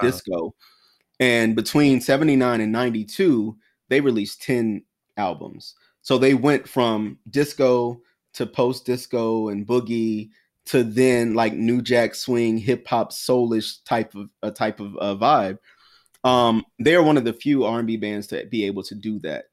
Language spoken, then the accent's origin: English; South Carolina, United States; also born or lived in Washington, D.C.; now in New York, United States; someone who was from South Carolina and then moved up to D C and now New York